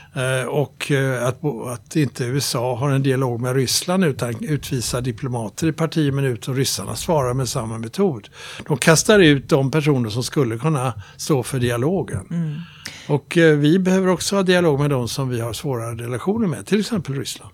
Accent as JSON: {"language": "Swedish", "country": "Sweden", "said": "Jag är svensk, men jag är nordbo"}